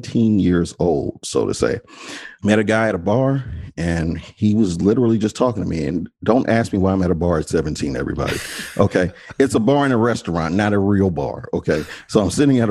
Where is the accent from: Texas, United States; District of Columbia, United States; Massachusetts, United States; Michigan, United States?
District of Columbia, United States; Washington; I grew up in the Washington, D.C. area, born and raised Washington, D.C. native.